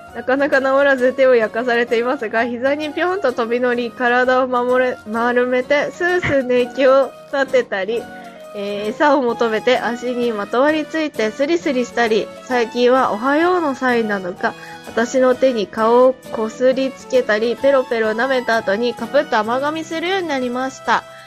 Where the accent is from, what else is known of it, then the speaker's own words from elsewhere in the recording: Hokkaido, Japan; 暑さにど、弱い道民